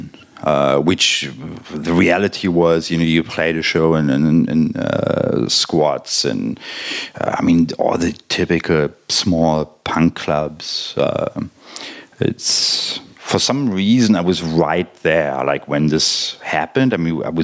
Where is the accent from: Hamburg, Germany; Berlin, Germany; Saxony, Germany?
Berlin, Germany; I grew up in West Berlin.